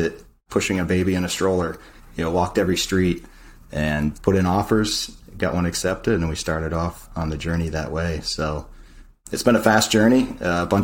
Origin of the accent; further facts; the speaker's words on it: New Hampshire, United States; moved away as an adult; also born or lived in South Florida; I grew up actually in the Northeast, New Hampshire